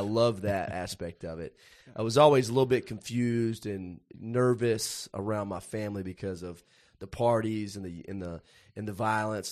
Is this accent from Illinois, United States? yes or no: no; Puryear, Tennessee, United States; I grew up in Perger, Tennessee, which the closest town that anybody would know there is Paris, Tennessee